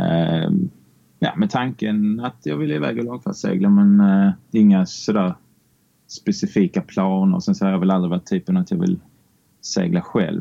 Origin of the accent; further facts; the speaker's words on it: Barsebäck, Skåne, Sweden; uppväxt i Barsebäck